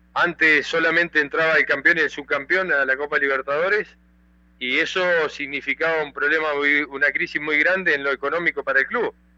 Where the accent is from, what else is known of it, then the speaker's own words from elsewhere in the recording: Argentina; moved away as an adult; also born or lived in Peru; estoy en mi país, estoy en Argentina